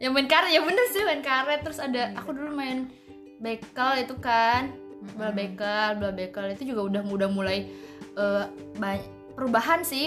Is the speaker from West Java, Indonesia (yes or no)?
yes; West Java, Indonesia; moved away; aku dulu di Jawa Barat